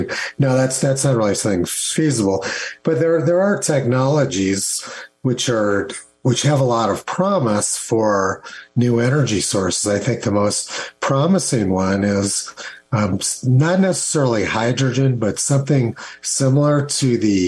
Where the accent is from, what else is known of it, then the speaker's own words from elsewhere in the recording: Los Alamos, New Mexico, United States; I grew up in Los Alamos